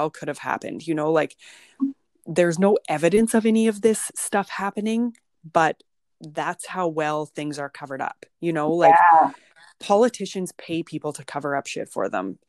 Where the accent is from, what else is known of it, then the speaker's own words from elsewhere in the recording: Kindersley, Saskatchewan, Canada; Kindersley, which is my hometown